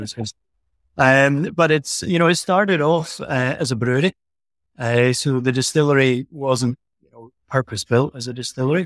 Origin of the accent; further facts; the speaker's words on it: Elgin, Scotland, United Kingdom; accent: Scottish; also born or lived in Aberdeen; I was born in the town Elgin, where the distillery sits. So this is my hometown